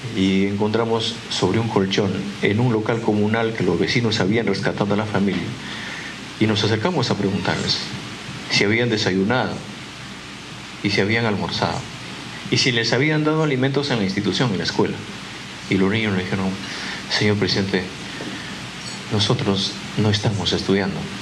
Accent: Peru

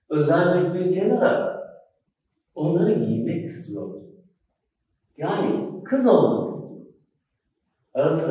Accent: Schwabach, Bavaria, Germany; born there; Almanya'da Schwabach'ta doğdum. Gurbetçi bir ailenin çocuğu olarak.

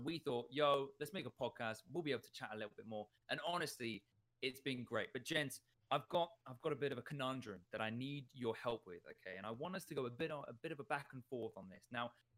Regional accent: Uganda; English is a second language; And as a young man, growing up in Uganda, this was my freedom. You know, having a bike was nothing else. And this lasted me majority of my time in Uganda.

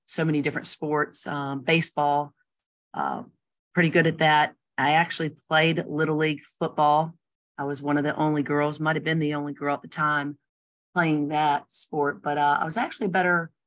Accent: Chesapeake, Virginia, United States; moved away as an adult; now in Blacksburg, United States; I grew up in Chesapeake, Virginia, a little city

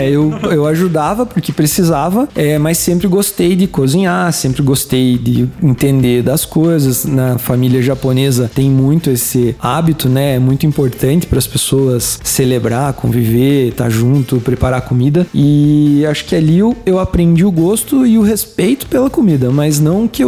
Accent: Caçador, Santa Catarina, Brazil; born or raised there; moved away

